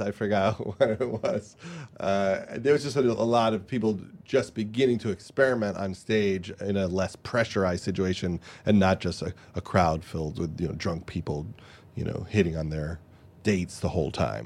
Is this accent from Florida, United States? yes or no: no; Long Island, New York, United States; I was from Long Island